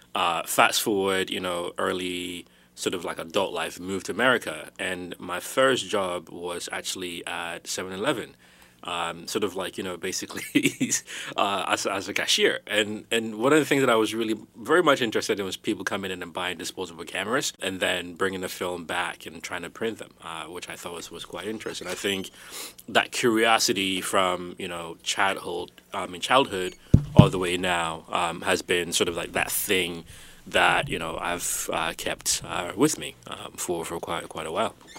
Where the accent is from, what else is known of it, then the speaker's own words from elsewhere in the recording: Ghana; I was born in Ghana, um, West, West Africa. Uh, both my parents are from there.